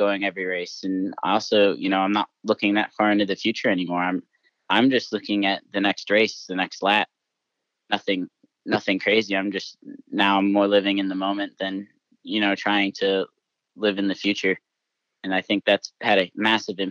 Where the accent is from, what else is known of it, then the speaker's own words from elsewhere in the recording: United States; that's my home country. That's my heritage. That's where my family's from. That's where I grew up